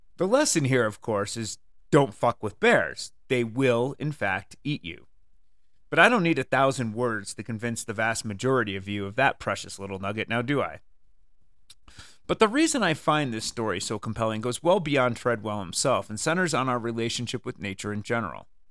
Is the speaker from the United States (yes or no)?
yes; Connecticut, United States; moved away; I grew up in the wonderful state of Connecticut